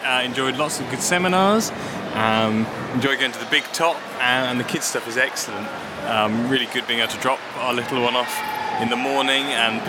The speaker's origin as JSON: {"language": "English", "town": "Birmingham", "region": "West Midlands", "country": "United Kingdom", "said": "I'm from the West Midlands, Birmingham."}